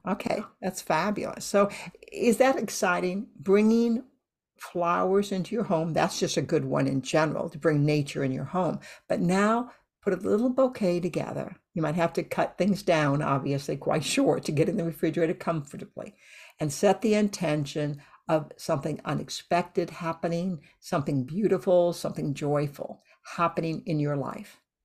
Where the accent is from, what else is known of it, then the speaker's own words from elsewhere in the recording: Iowa, United States; moved away; I grew up in Iowa